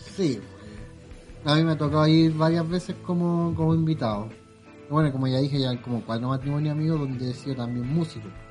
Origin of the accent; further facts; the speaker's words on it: Quilicura, Santiago Metropolitan Region, Chile; yo soy de Quilicura